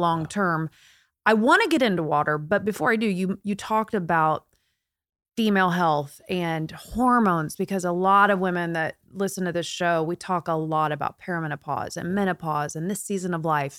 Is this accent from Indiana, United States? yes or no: yes; Indiana, United States; now in California, United States; I'm from Indiana, born and raised